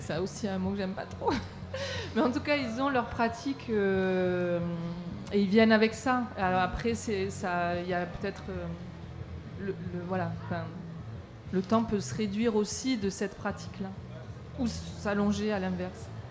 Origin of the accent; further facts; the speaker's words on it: Marseille, Provence-Alpes-Côte d'Azur, France; moi je viens de Marseille